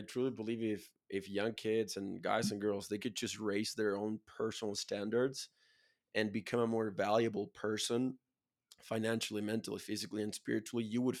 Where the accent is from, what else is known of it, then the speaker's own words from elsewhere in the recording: Chile; I'm from Chile, 80,000 people, bro. I live in a farm.